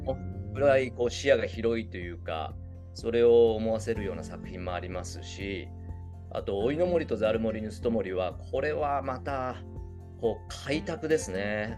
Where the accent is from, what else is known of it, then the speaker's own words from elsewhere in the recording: Kyushu, Japan; 僕ら九州生まれの九州育ち